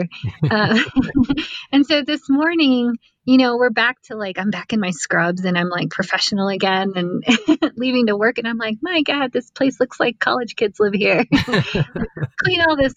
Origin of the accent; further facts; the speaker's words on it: South Texas, United States; us kids growing up in South Texas